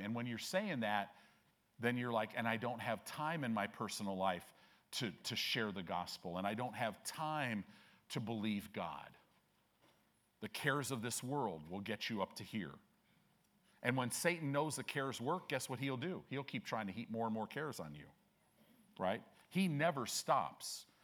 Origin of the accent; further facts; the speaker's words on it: Chicago, Illinois, United States; now in Omaha, United States; I was born in Chicago